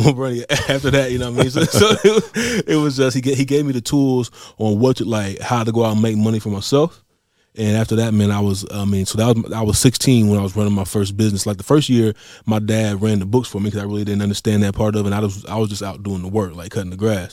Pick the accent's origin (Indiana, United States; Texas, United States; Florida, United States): Indiana, United States; Marion; from Marion, Indiana. Born and raised here